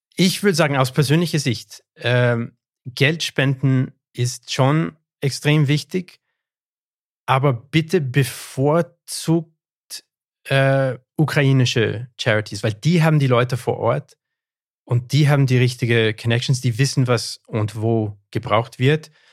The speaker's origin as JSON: {"language": "German", "country": "Canada", "first_language": "English", "second_language": "German", "said": "meine Muttersprache ist Englisch. Ja. Bin ich deswegen Engländer? Nein, ich bin Anglo-Kanadier"}